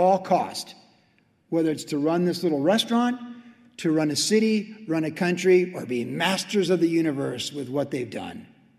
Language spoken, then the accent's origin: English; Carlsbad, California, United States; Carlsbad Village Drive, when I was growing up, was Elm Street.